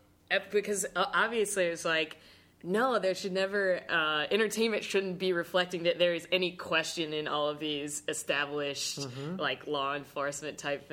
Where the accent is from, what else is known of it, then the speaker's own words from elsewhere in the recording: South Carolina, United States; I grew up in South Carolina